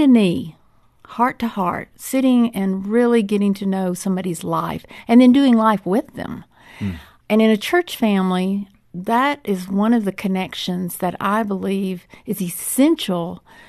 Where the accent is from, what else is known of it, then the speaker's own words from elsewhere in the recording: West Monroe, Louisiana, United States; Louisiana. West Monroe, Louisiana.